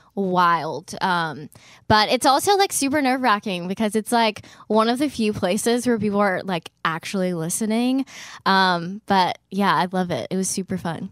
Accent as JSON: {"language": "English", "town": "Gardendale", "region": "Alabama", "country": "United States", "moved": "as an adult", "lives_now": "Nashville, United States", "said": "I'm from Birmingham, but, um, actually from, like, a suburb of Birmingham. It's called Gardendale"}